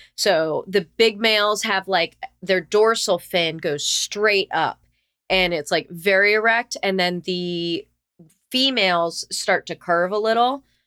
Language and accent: English; South Florida, United States; I was born and raised in, uh, sunny South Florida